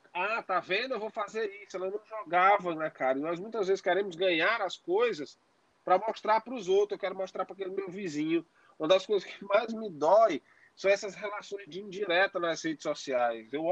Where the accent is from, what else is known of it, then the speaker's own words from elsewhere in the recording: Northeast Region, Brazil; especialmente nós que temos ascendência nordestina, somos nordestinos, né